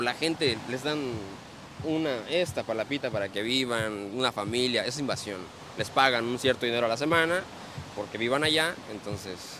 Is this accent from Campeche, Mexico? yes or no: yes; Campeche, Mexico; moved away as an adult; also born or lived in Cancún / Playa del Carmen / Tulum; now in Quintana Roo, Mexico; yo soy este, originario del estado de Campeche